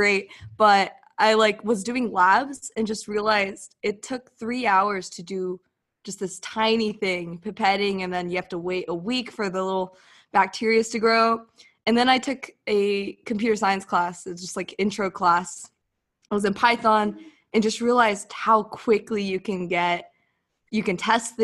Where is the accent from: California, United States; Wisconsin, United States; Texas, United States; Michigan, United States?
California, United States; Southern; I'm from Southern California